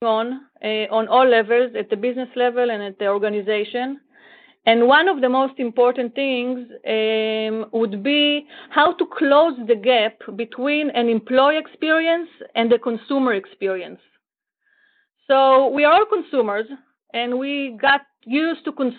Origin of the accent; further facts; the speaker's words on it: Israel; also born or lived in Florida; I am from Israel